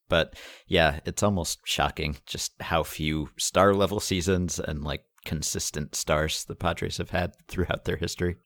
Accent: New York, United States; I am a New Yorker

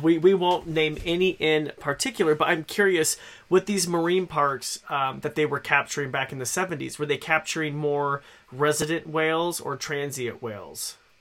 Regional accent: Idaho, United States; I born and raised in Idaho

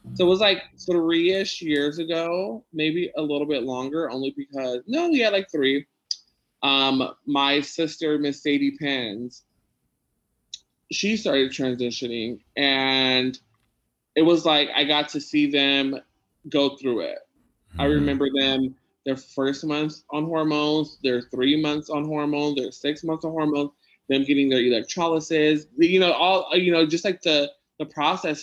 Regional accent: San Diego, California, United States; I grew up in Logan, so I know like Spanish

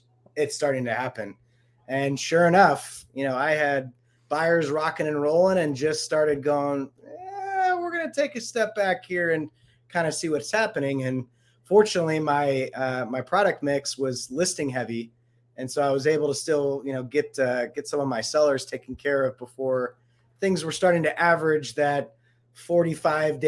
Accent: Ohio, United States; now in Denver, United States; I'm originally from Ohio

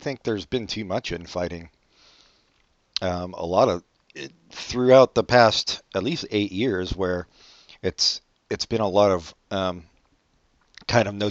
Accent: near Three Mile Island, Pennsylvania, United States; I was born near Three Mile Island

